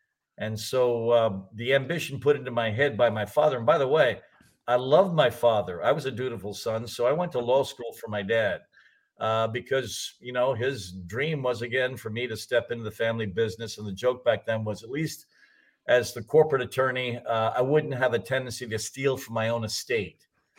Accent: Mumbai, Maharashtra, India; born there; I was born in Bombay, India, to an oil businessman.

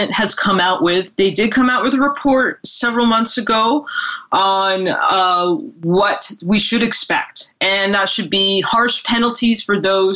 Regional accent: Ontario, Canada; also born or lived in California; now in British Columbia, Canada; I'm actually from Ontario. I'm in Ontario right now, but I'm living out in BC at the moment.

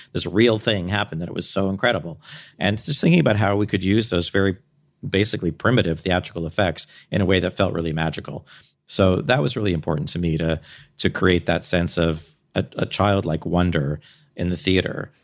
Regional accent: Canada; I'm Canadian.

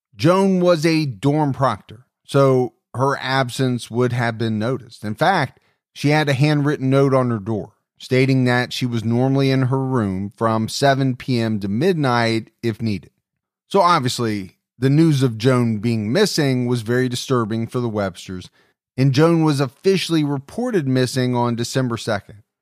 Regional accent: Dayton, Ohio, United States; in Dayton, Ohio, my hometown

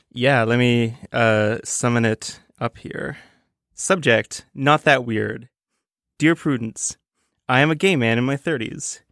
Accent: Toronto, Ontario, Canada; moved away; I'm from Toronto, a, a very big town.

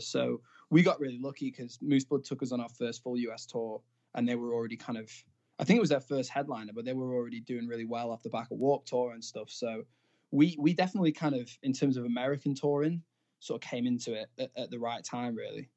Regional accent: Blackpool, North West England, United Kingdom; I'm from Blackpool

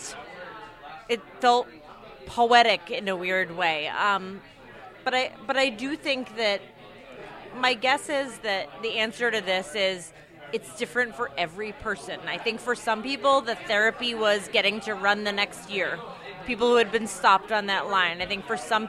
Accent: Boston, Massachusetts, United States; moved away; I'm from Boston, but I didn't live in Boston at the time

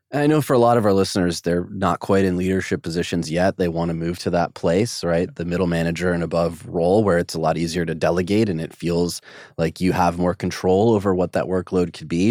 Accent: United States; as an American

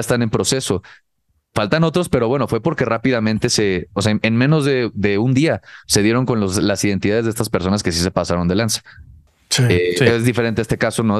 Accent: Cancún, Quintana Roo, Mexico; el círculo social donde yo crecí, por lo menos en Cancún, que ahí viví la preparatoria.

